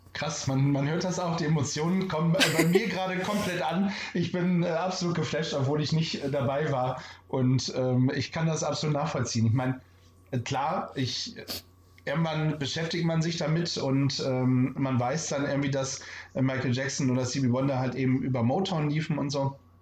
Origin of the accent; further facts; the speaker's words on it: Bremen, Germany; ich als gebürtiger Bremer